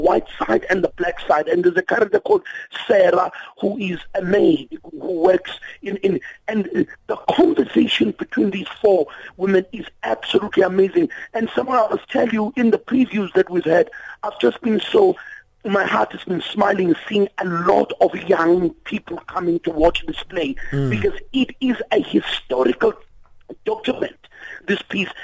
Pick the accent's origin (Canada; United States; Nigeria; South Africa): South Africa; as South Africans